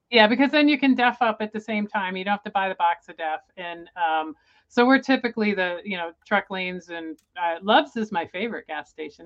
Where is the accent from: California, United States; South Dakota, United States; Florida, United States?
Florida, United States; Tampa; moved away; I grew up in Florida in the Tampa Bay area